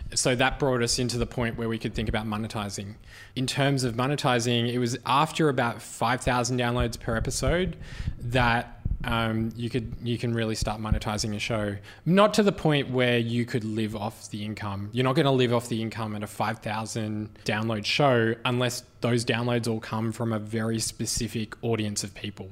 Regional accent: Australia; as an Australian

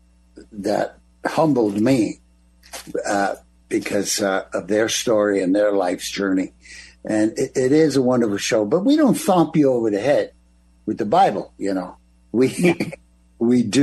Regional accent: East Coast, United States; I'm from the East Coast

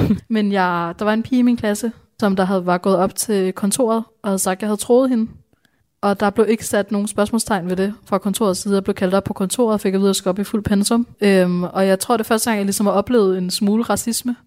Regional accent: Bornholm, Capital Region of Denmark, Denmark; also born or lived in India; Jeg voksede op på Bornholm

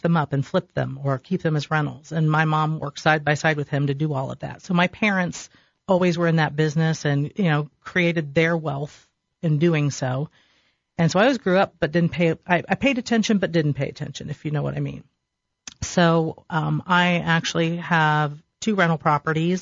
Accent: Delaware, Ohio, United States; I grew up in Delaware, so I knew people all around the area anyway

